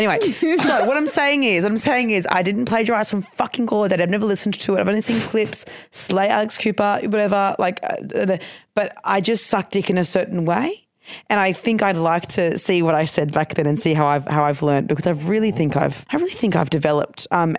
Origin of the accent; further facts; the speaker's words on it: Queensland, Australia; accent: Queensland; is it just my Queensland accent being stronger because I've lived in Queensland still?